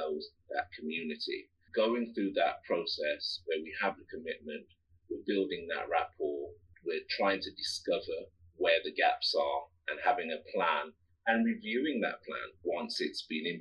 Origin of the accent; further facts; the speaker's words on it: Midlands, United Kingdom; I'm from the Midlands.